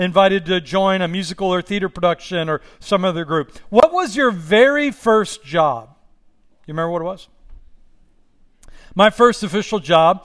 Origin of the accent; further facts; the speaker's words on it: Pittsburgh, Pennsylvania, United States; now in Los Angeles, United States; I'm from Pittsburgh